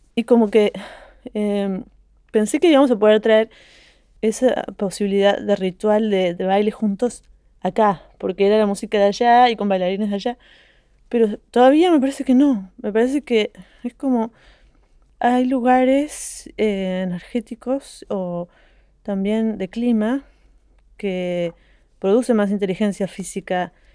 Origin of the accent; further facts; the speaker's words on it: Argentina; moved away as an adult; also born or lived in Brussels / Paris / Montpellier; de donde yo vengo es nuevo. Porque en Argentina en todos los estratos sociales